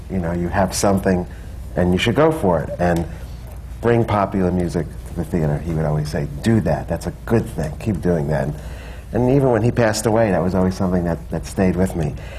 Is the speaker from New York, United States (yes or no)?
yes; New York, United States; moved away; also born or lived in Florida / Los Angeles; I was born in Harlem, grew up in New York and then Florida, and then I lived out in Los Angeles in the 80s.